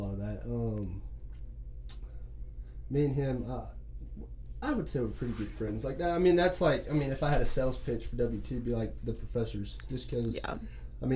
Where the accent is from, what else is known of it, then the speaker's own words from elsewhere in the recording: Amarillo, Texas, United States; also born or lived in Canyon, Texas; I call Amarillo and Canyon home. It's kind of split between the two because my grandparents were in Canyon